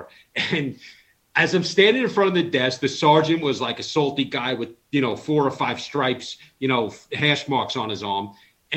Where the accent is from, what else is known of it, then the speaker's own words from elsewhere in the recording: Long Island, New York, United States; I grew up on Long Island, New York, born in 79.